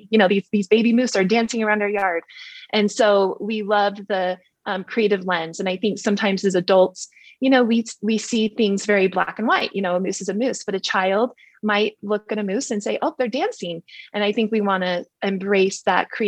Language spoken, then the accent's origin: English; Park City, Utah, United States; I grew up in Park City